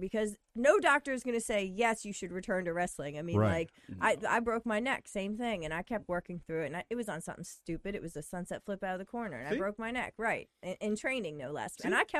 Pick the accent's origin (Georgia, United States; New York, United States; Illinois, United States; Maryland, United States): Maryland, United States; Hagerstown; I'm from Hagerstown.